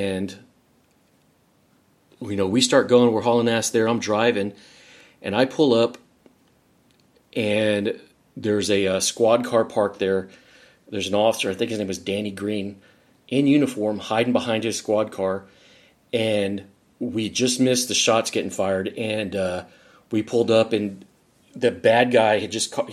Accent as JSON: {"language": "English", "town": "San Antonio", "region": "Texas", "country": "United States", "tie": "born or raised there", "moved": "yes", "lives_now": "Dallas, United States", "said": "where I grew up in San Antonio"}